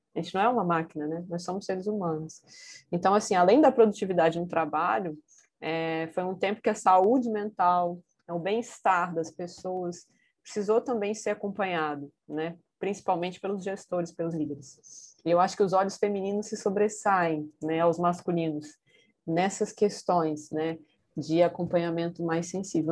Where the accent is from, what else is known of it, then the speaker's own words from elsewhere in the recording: Vitória, Espírito Santo, Brazil; moved away as an adult; also born or lived in Rio de Janeiro; Eu saí do Rio de Janeiro, voltei para minha cidade, que é Vitória, no Espírito Santo